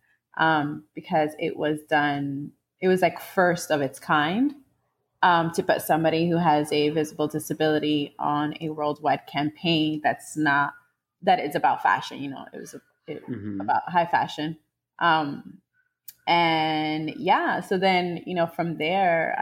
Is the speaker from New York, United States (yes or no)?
yes; New York City, New York, United States; I'm from New York, New York City. Was raised in the around the Upper West Side, basically like the middle of Upper West Side and Spanish Harlem